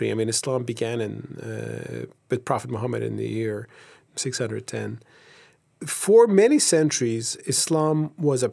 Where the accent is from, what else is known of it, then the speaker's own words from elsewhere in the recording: Turkey; also born or lived in Ankara / Istanbul; I'm from Turkey. I grew up in first Ankara, then Istanbul.